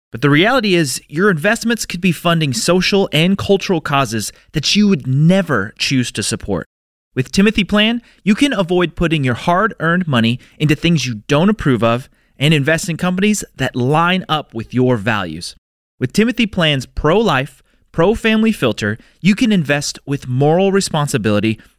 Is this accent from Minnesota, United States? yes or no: yes; Minneapolis, Minnesota, United States; We are from Minneapolis, Minnesota.